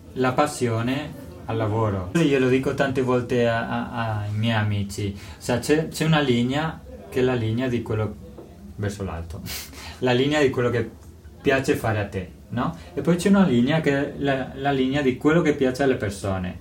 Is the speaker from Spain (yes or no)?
yes; Toledo, Castilla-La Mancha, Spain; Italian is a second language; moved away as an adult; now in Italy; Io sono spagnolo, vengo di Toledo, una città vicina a Madrid, nel centro di Spagna.